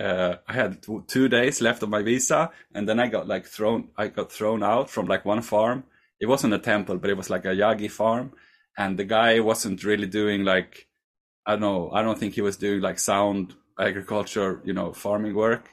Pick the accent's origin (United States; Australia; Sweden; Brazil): Sweden; I'm from Sweden